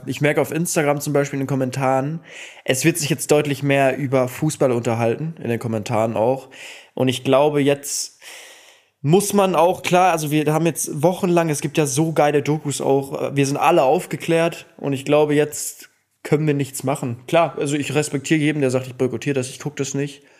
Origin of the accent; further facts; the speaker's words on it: Cologne, North Rhine-Westphalia, Germany; ich komme ja auch aus Köln